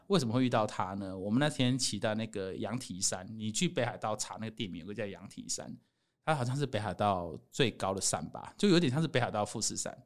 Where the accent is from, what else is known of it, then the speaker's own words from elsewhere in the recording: Taiwan; 我是台湾人